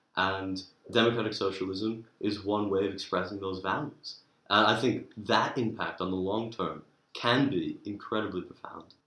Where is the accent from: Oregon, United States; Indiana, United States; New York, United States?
New York, United States; moved away as an adult; now in Oxford, United Kingdom; from New York